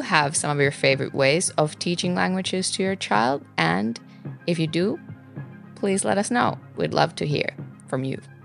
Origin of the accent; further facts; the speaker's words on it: Finland; I grew up in Finland